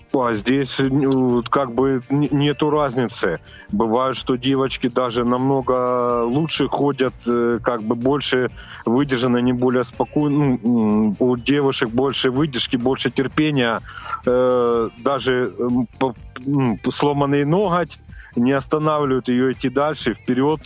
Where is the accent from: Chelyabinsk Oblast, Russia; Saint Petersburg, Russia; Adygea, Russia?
Adygea, Russia; я родился в Адыге, в семье, ну, как бы, ну, сейчас мы будем говорить о туризме, в семье туристов.